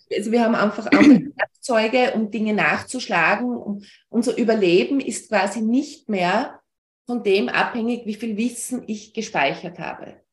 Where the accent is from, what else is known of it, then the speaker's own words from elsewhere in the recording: Austria; bei uns in Österreich